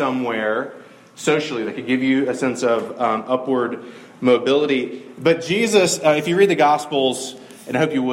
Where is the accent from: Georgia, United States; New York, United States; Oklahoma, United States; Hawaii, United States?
Georgia, United States; Middle; I grew up in Middle Georgia.